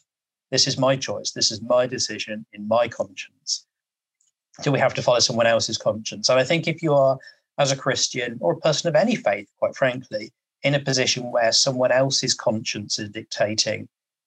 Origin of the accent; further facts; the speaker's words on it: England, United Kingdom; I'm English.